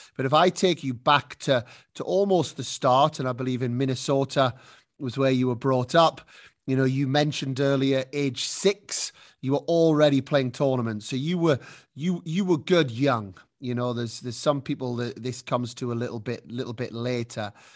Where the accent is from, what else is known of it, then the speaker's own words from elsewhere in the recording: United Kingdom; now in Spain; as a Brit